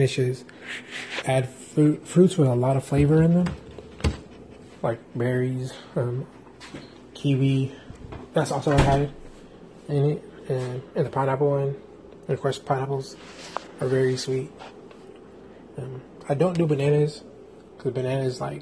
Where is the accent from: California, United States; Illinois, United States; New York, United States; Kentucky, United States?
California, United States; San Diego; moved away; I'm from San Diego.